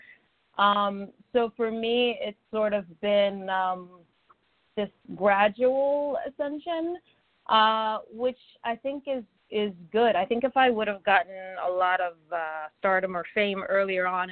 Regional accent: Orlando, Florida, United States; also born or lived in Virgin Islands; when I was 7 years old, I moved from the Virgin Islands, which was a big deal for me at the time. I loved growing up in Orlando

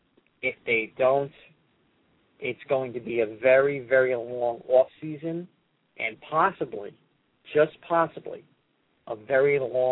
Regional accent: New York, United States; I'm from New York

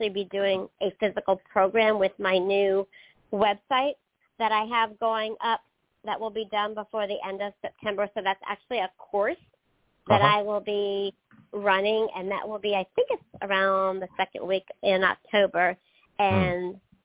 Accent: Pennsylvania, United States; now in the South, United States; I grew up in Pennsylvania

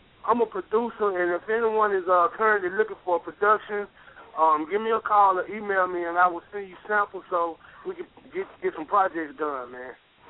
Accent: Mississippi, United States; now in Texas, United States; I'm from Mississippi, but I'm currently living in Texas now.

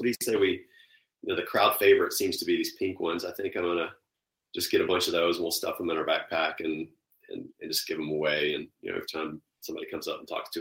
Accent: Memphis, Tennessee, United States; moved away as an adult; also born or lived in Nashville / Hattiesburg, Mississippi; I was born and raised in Memphis

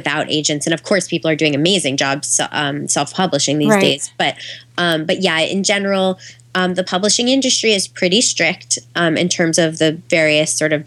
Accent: New York City, New York, United States; moved away as an adult; also born or lived in California; I grew up in New York City

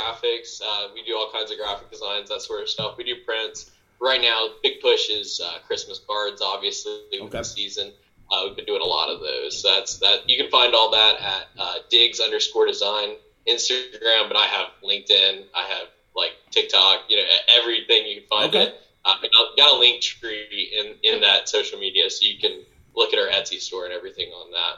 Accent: Norwood, North Carolina, United States; moved away as an adult; now in Charlotte, United States; I grew up in Norwood, North Carolina.

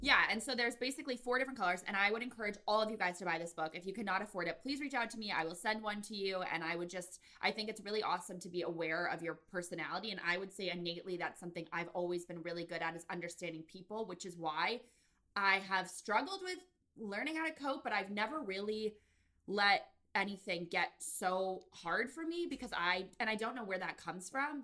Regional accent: Connecticut, United States; I'm from Connecticut

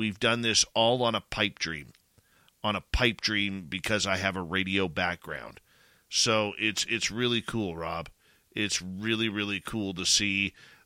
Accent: Canada; being a Canadian myself

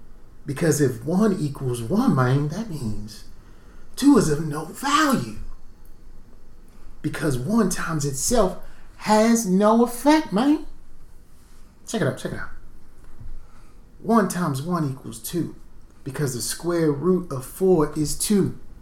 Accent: Baltimore, Maryland, United States; I'm from Baltimore.

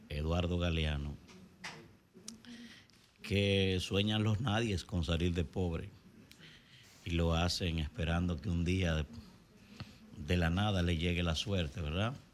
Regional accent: Dominican Republic; la verdad que como dominicano me apena mucho ver

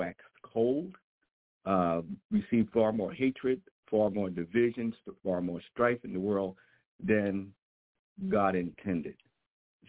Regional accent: New York, United States; moved away; also born or lived in Florida / Virginia; I was born in Florida but raised in New York

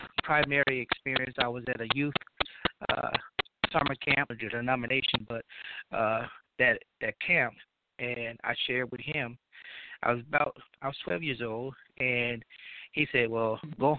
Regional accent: Louisiana, United States; now in Mississippi, United States; I'm from Louisiana

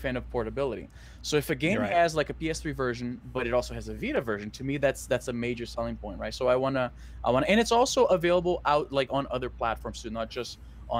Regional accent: Brazil; which is in Portuguese because I'm from Brazil.

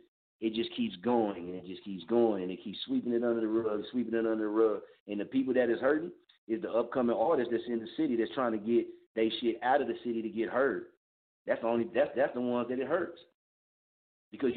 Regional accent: Muskogee, Oklahoma, United States; born or raised there; now in Wichita, United States

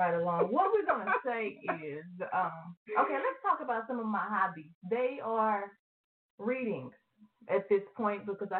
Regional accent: Austin, Texas, United States; also born or lived in Houston; I am originally from Austin. That's where I was born and raised up until I went into middle school, and then I moved to Houston.

